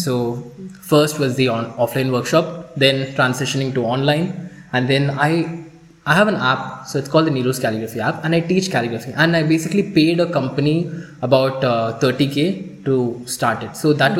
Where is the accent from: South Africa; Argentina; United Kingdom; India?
India; I was the one from India.